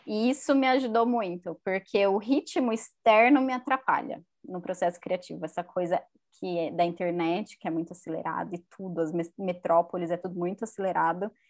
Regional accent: Campinas, São Paulo, Brazil; eu sou de Campinas

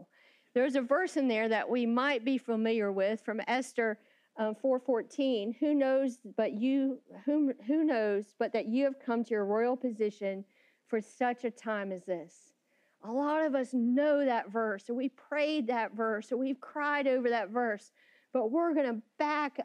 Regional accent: Florida, United States; I grew up in Florida a few hours from the most magical place on earth

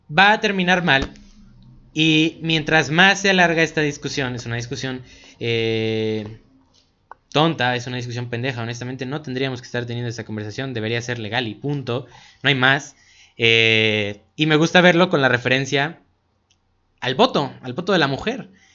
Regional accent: Cuautla, Morelos, Mexico; nosotros que somos aquí de Cuautla

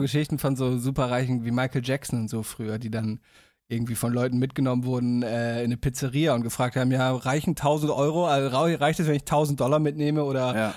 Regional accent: Damme, Lower Saxony, Germany; moved away; werde ich wahrscheinlich aus meiner Heimat, aus Damme aufnehmen

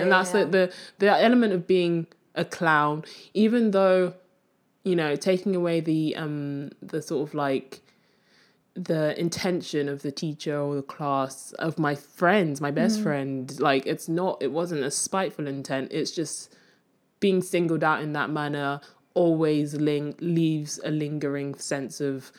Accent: Nigeria; born there; accent: Nigerian; moved away; Yes, I was born in Nigeria, okay.

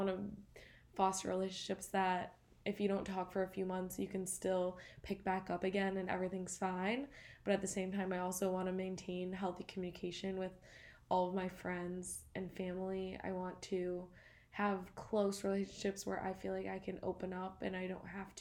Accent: Grosse Pointe, Michigan, United States; moved away as an adult; now in Boston, United States; growing up in Grosse Pointe

